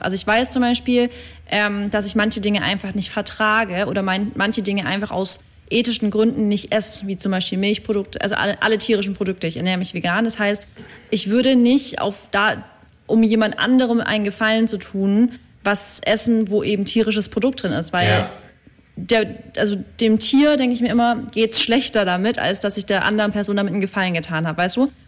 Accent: near Stuttgart, Baden-Württemberg, Germany; moved away as an adult; now in Berlin, Germany; Ich komme ja eigentlich aus der Richtung Stuttgart

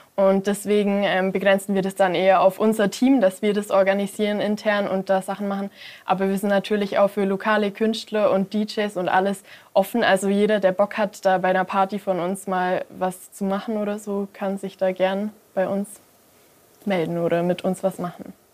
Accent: Mindelheim, Bavaria, Germany; auch gerade in meiner Heimatstadt

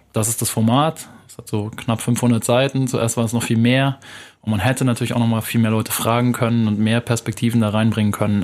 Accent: Munich, Bavaria, Germany; ich bin in München aufgewachsen, in Wilbertshofen, das ist so eine Arbeitersiedlung im Norden von München.

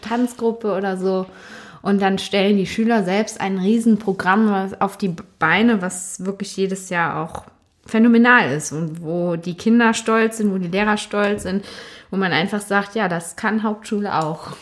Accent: Cologne, North Rhine-Westphalia, Germany; also born or lived in Dormagen; Ich selbst bin aber allerdings in Wickendorf aufgewachsen

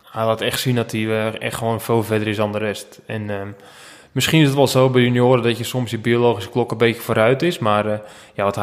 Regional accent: Netherlands

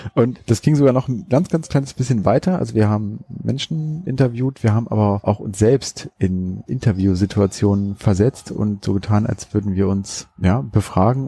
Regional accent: Hannover, Lower Saxony, Germany; bei uns in Hannover

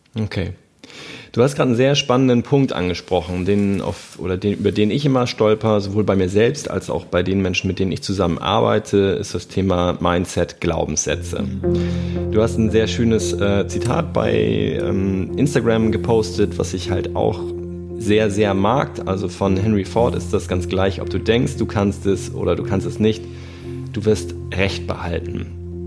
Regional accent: Hamburg, Germany; ich komme ja aus Hamburg

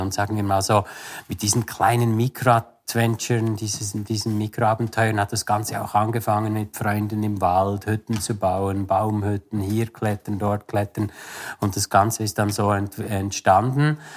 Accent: Interlaken, Bern, Switzerland; also born or lived in Beatenberg; Aufgewachsen bin ich eigentlich in Interlaken

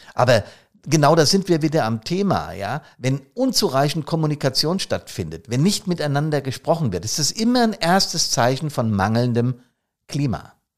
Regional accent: Hesse, Germany; accent: Hessisch; auf Hessisch

